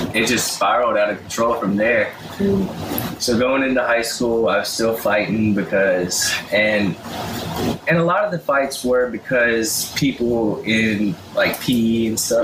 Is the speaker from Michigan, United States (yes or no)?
no; Madison, Mississippi, United States; also born or lived in Byram; we moved to Madison in elementary school when I was in second grade